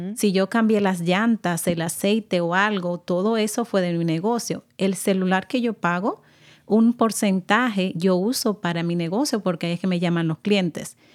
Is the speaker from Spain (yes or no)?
no; Dominican Republic; moved away; Yo vengo de República Dominicana y mi español es completamente diferente, al de acá